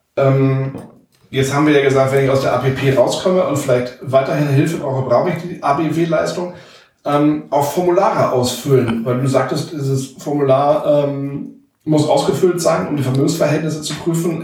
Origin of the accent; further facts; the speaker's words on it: Walsrode, Lower Saxony, Germany; wir kommen beide aus Walzrode